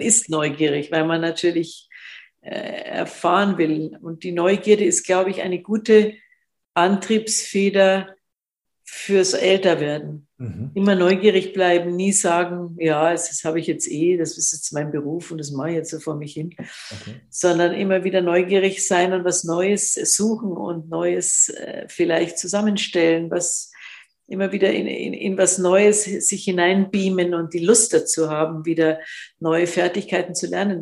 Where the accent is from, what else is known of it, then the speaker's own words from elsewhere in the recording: Munich, Bavaria, Germany; als Münchner Kindl